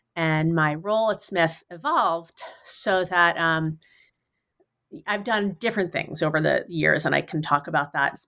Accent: New York City, New York, United States; moved away as an adult; now in Western Massachusetts, United States; I grew up in New York City

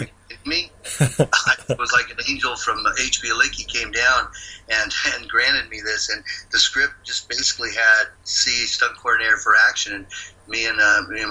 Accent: San Leandro, California, United States; I grew up in the Bay Area in a town called San Leandro.

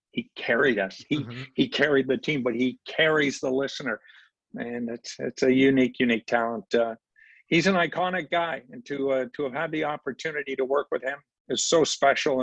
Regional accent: Noranda, Quebec, Canada; moved away; I grew up in Noranda, Quebec, Dave Keon's hometown

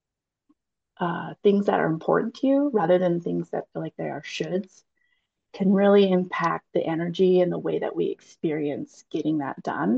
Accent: Utah Valley, United States; I was raised in Utah Valley in the 80s.

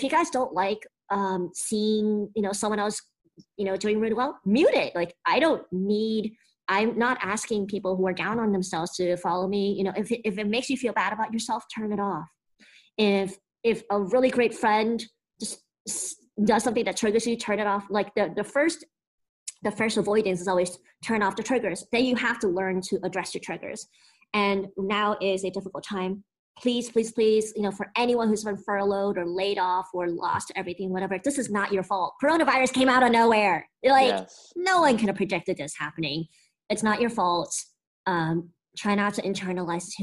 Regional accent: United States; speaking as an American

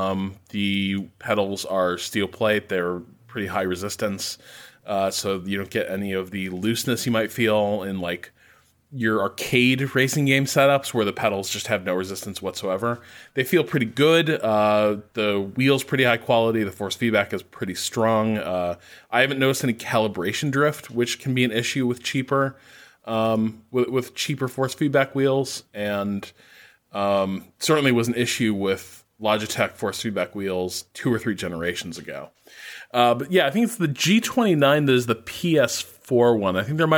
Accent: Dallas, Texas, United States; I'm from Dallas, Texas, and I find odd hours of race times fit my schedule.

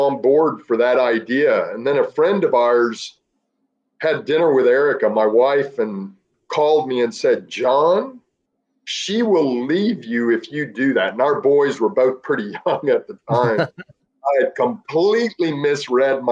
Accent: Dallas, Texas, United States; I grew up in Dallas, Texas

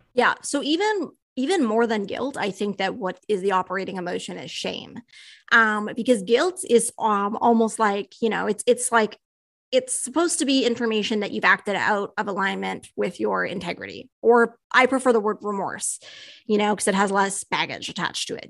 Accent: Canada; I'm a Canadian

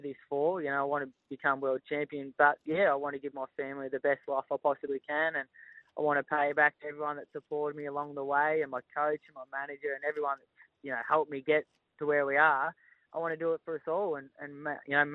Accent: Melbourne, Victoria, Australia; moved away as an adult; now in Northern New South Wales, Australia; We were born and bred in Melbourne, but we moved to Northern New South Wales.

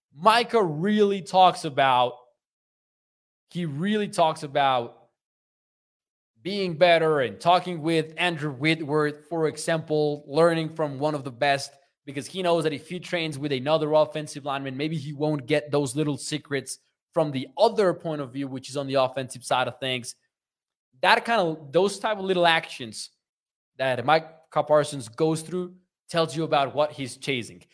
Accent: Mexico; I am from Mexico

